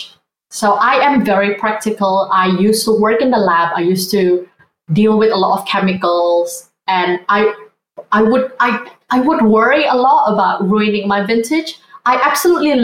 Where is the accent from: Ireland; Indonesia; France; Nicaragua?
Indonesia; also born or lived in Sydney, Australia; now in London, United Kingdom; I grew up in Indonesia, growing up Asian as well